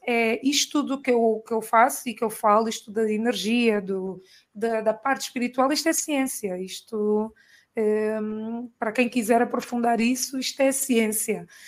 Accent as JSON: {"language": "Portuguese", "country": "Angola", "tie": "born or raised there", "also_born_or_lived": "Portugal", "moved": "as an adult", "said": "eu sempre vivi em Angola, né? Sou angolana, fui fazer a faculdade e trabalhei lá e depois vim para cá"}